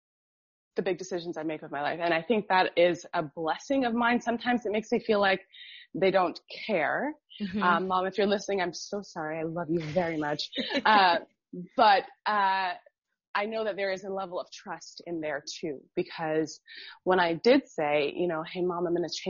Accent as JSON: {"language": "English", "town": "Miami", "region": "Florida", "country": "United States", "tie": "born or raised there", "also_born_or_lived": "Munich", "moved": "as an adult", "lives_now": "Berlin, Germany", "said": "I grew up in Miami, and Miami is super diverse"}